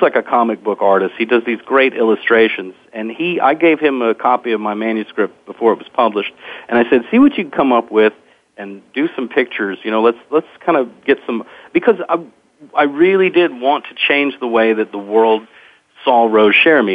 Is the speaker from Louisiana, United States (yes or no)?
yes; Lake Charles, Louisiana, United States; also born or lived in Eunice, Louisiana; I'm from Lake Charles, Louisiana originally